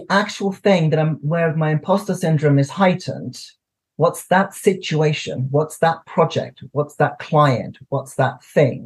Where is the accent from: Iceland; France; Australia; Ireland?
Iceland; now in United Kingdom; I'm from Iceland living in the UK